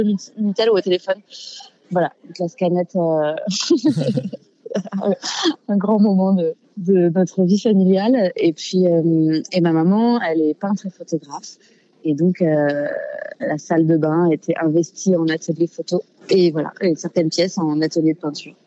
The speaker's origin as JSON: {"language": "French", "town": "Fontenay-aux-Roses", "region": "Île-de-France", "country": "France", "tie": "born or raised there", "also_born_or_lived": "Paris 14th arrondissement", "said": "Je suis née dans le 14e et j'ai grandi en, à Fontenay-aux-Roses, dans 92"}